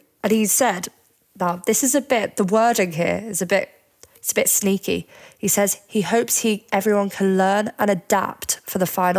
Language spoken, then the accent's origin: English; United Kingdom; As a British fan, it'll be great to see Hamilton win it all.